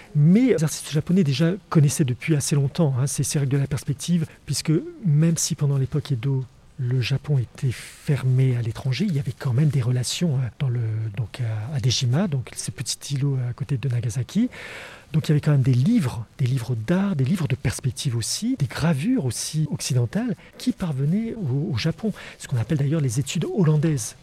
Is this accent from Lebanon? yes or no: no; France; chez nous en France